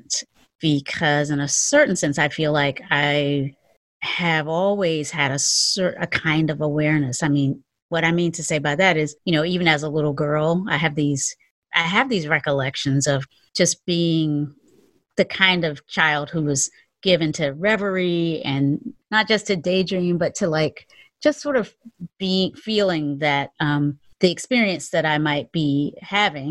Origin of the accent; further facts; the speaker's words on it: the South, United States; We were both born and raised in the South